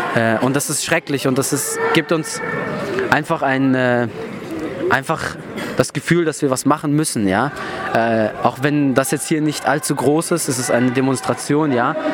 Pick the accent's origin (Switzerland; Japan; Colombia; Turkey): Turkey; now in Germany; das Dorf dran, wo ich herkomme